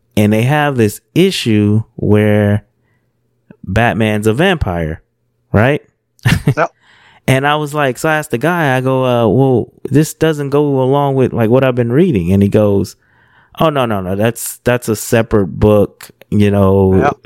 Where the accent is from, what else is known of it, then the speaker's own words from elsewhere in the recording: California, United States; I grew up in California